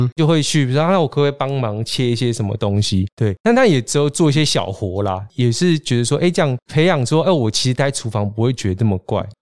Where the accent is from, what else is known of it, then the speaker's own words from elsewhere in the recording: Keelung, Taiwan; now in Taipei, Taiwan; 我是基隆人，是。那我大部分时间都待在台北